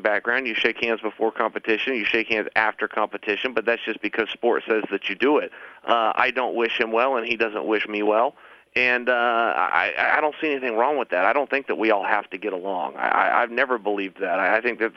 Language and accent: English; West Linn, Oregon, United States; I'm from Westland, Oregon